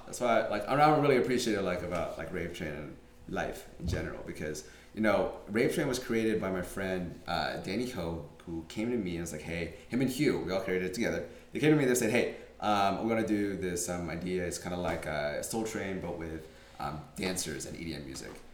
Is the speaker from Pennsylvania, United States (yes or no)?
no; Santa Barbara, California, United States; I grew up in Santa Barbara